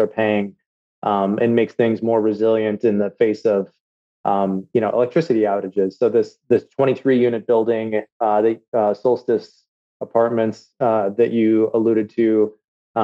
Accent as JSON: {"language": "English", "region": "Minnesota", "country": "United States", "also_born_or_lived": "Chicago / Washington, D.C. / London", "moved": "as an adult", "said": "I'm from Minnesota. And when I moved back with my family to the Twin Cities"}